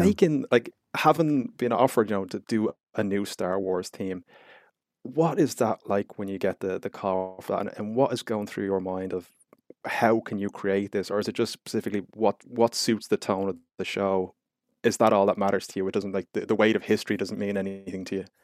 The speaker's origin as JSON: {"language": "English", "country": "Ireland", "said": "being Irish"}